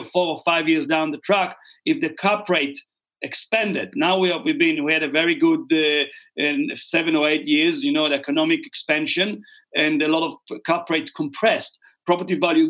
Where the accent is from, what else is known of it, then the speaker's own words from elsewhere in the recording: Israel; moved away as an adult; now in New Zealand; I was born and raised in Israel.